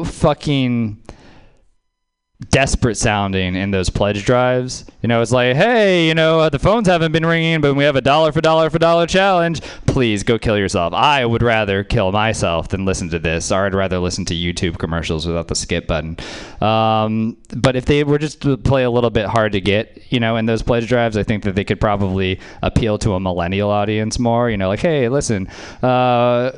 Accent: Louisiana, United States; moved away; I grew up in Louisiana

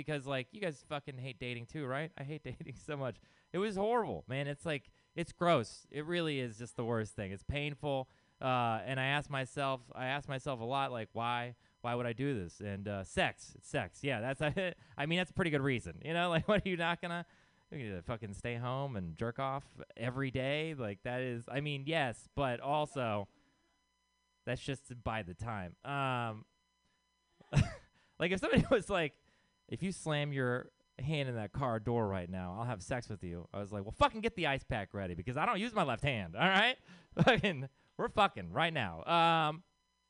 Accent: Texas, United States; I'm from Texas

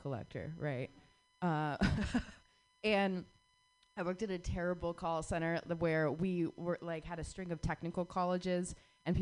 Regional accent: Arizona, United States; moved away; I grew up in the Southwest

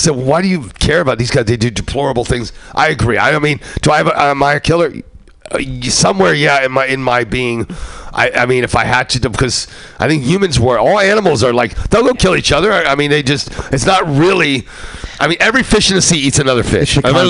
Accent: East Coast, United States; I grew up on East Coast where this guy had this guitar player who was trying to teach me bass.

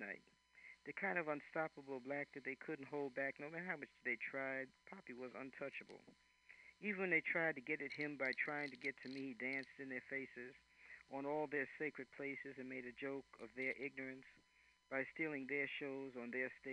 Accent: New York City, New York, United States; also born or lived in Philadelphia; now in California, United States; I'm from New York City

